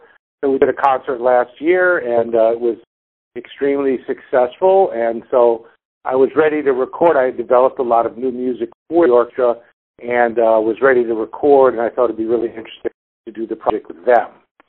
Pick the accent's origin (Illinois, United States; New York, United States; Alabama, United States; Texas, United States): Illinois, United States; Chicago; moved away; also born or lived in Detroit; going back to Chicago, where I grew up on the South Side